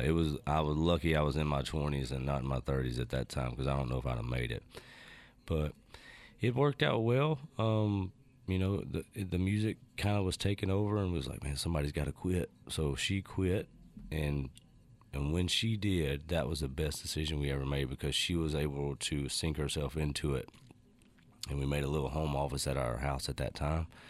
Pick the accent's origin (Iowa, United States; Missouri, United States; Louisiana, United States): Louisiana, United States; North; also born or lived in North Carolina; growing up in North Louisiana